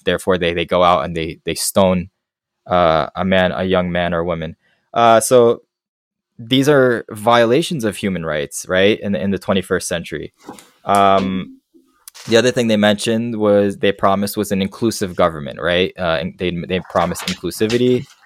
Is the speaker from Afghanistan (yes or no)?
yes; Afghanistan; moved away; they'll say, "Where are you from?" And I tell them Afghanistan.